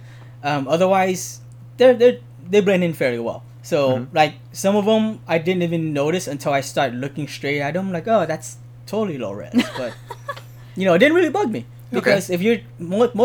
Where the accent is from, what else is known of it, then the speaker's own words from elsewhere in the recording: United States; I was born in America